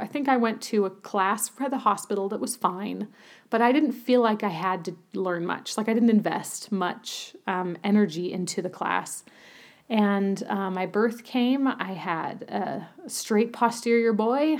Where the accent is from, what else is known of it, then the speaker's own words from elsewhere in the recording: Utah, United States; moved away as an adult; also born or lived in Germany / Berlin; I grew up in Utah